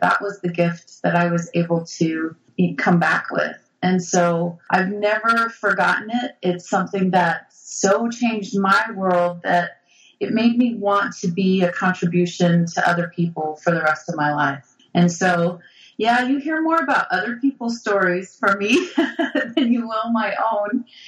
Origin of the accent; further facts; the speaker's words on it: Brigham City, Utah, United States; I grew up Catholic in Brigham City, Utah, you know, Mormonville